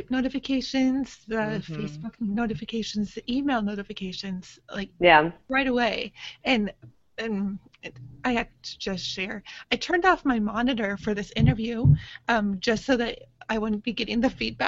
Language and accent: English; Rochester, New York, United States; moved away; my whole family is back in New York. I'm from Rochester originally